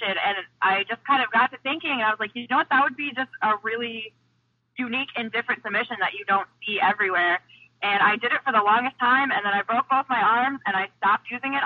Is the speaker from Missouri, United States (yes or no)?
yes; Missouri, United States; I grew up in Missouri